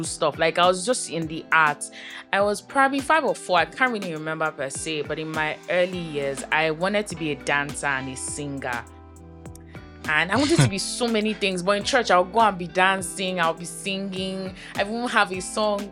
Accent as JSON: {"language": "English", "region": "Lagos", "country": "Nigeria", "tie": "born or raised there", "said": "I grew up in Aja, right from time, yes. I've always lived in Aja"}